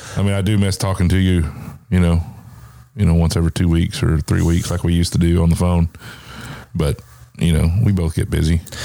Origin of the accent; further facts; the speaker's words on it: the South, United States; I grew up in the South